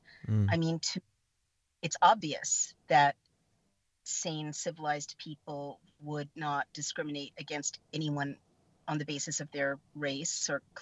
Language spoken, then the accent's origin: English; San Francisco, California, United States; I was born in San Francisco, and I grew up in the Haight-Ashbury